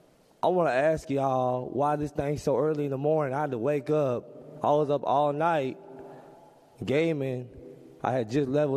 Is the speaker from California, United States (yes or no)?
yes; Oakland, California, United States; Just want to give a quick shout out to the Bay Area. I'm from East Oakland.